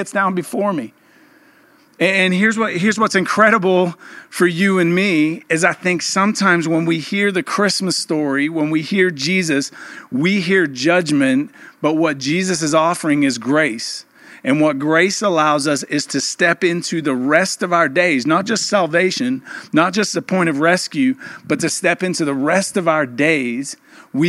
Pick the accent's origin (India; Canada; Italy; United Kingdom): United Kingdom; England; moved away; I'm from England, we call it Boxing Day